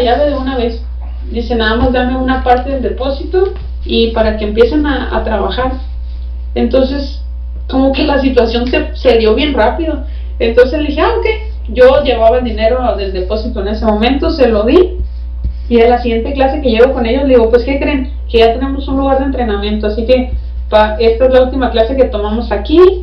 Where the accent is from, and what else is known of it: Baja California, Mexico